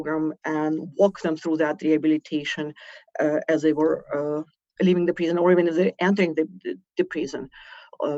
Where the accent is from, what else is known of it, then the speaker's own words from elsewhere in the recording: Ukraine; accent: Russian; moved away as an adult; I was born in Ukraine. The accent is Russian. The passport is British